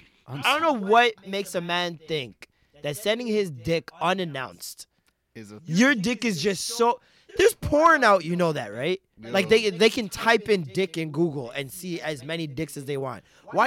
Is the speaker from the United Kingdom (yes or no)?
no; Jamaica; And as a Jamaican